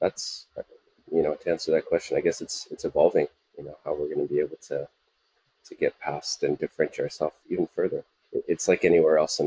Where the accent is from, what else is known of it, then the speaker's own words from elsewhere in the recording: Canada; moved away as an adult; also born or lived in United States; now in Singapore; I'm Canadian originally